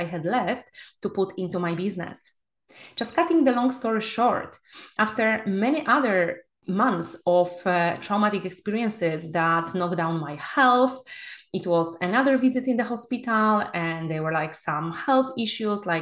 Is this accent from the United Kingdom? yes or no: no; Poland; moved away as an adult; now in Spain; my home country, Poland